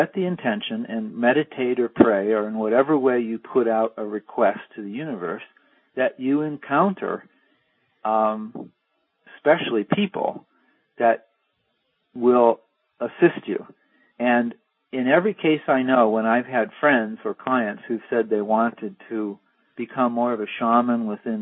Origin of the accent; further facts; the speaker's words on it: East Coast, United States; I was from the East Coast